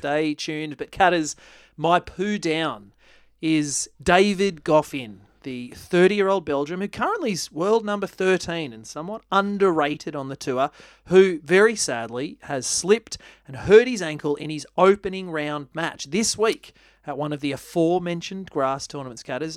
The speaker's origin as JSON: {"language": "English", "country": "Australia", "said": "as an Australian"}